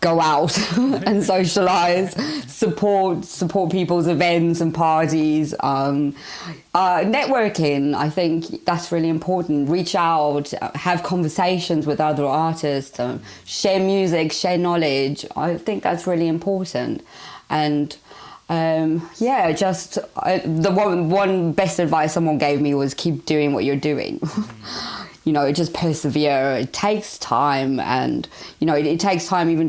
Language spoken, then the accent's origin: English; South Africa; moved away; I'm originally from South Africa